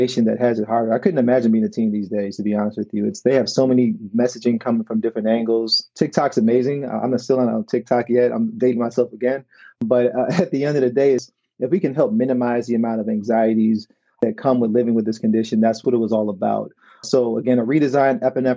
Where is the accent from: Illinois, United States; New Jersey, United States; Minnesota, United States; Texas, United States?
Illinois, United States; Chicago; moved away as an adult; now in Detroit, United States; I currently live in Detroit, Michigan, where our company is based. I'm from Chicago, Illinois